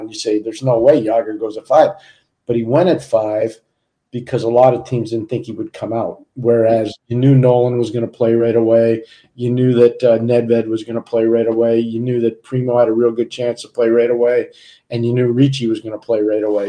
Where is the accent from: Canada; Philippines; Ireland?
Canada; Montreal, Quebec; I was a young kid growing up in Montreal